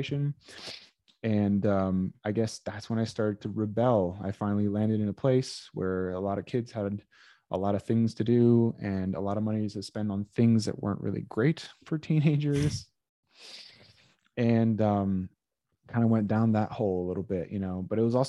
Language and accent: English; Brazil; being that we're from Brazil, there was a lot of like taking you and planting you somewhere